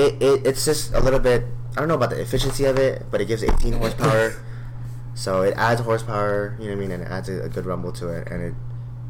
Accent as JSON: {"language": "English", "town": "Phoenix", "region": "Arizona", "country": "United States", "tie": "born or raised there", "said": "I was born and raised in Phoenix."}